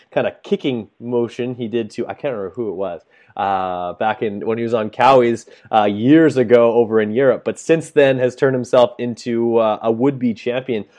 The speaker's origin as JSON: {"language": "English", "country": "Canada", "said": "as a Canadian"}